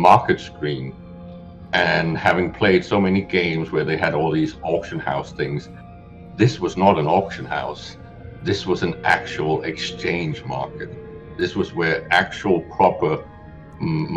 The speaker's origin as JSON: {"language": "English", "country": "Denmark", "said": "I'm a Scandinavian. I'm from Denmark"}